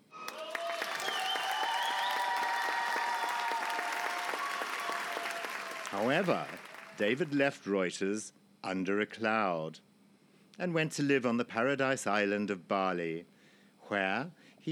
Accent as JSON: {"language": "English", "country": "Zimbabwe", "tie": "born or raised there"}